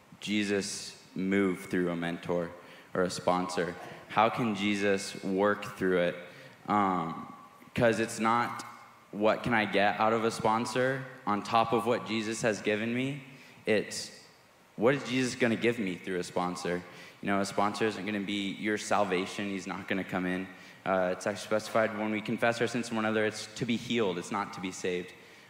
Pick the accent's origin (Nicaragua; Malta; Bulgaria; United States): Nicaragua; I grew up in Nicaragua. I was a missionary kid growing up.